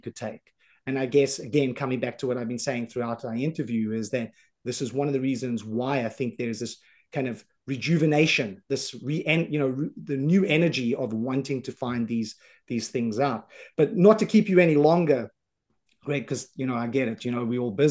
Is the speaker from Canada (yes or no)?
no; Johannesburg, Gauteng, South Africa; moved away; I grew up in South Africa. I grew up on the south side of Johannesburg